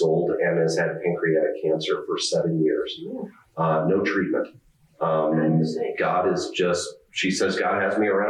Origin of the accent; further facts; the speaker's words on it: Southern California, United States; I'm from Southern California, born and raised